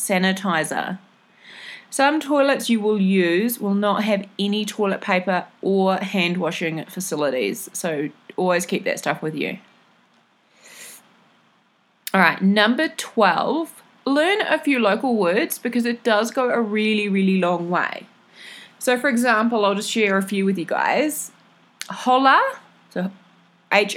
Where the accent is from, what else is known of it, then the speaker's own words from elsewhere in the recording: New Zealand; what I'm used to from New Zealand